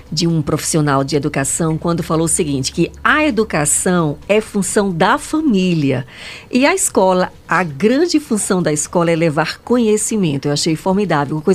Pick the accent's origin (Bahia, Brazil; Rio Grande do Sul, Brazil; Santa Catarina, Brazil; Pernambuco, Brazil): Pernambuco, Brazil; Nazaré da Mata; also born or lived in Caruaru / Fortaleza; Ah, sim, estudei, que eu vim de Nazaré da Mata, vim para Caruaru, peguei ainda dois anos na Fafica e terminei letras em Fortaleza, na UES.